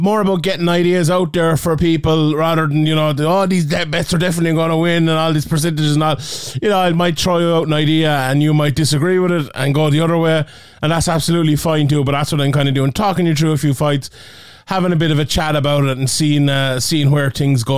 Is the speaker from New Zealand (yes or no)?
no; Ireland